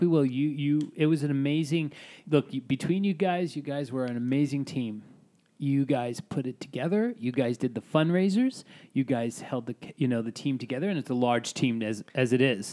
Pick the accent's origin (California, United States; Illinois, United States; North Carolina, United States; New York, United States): New York, United States; New York City; I'm Italian from Staten Island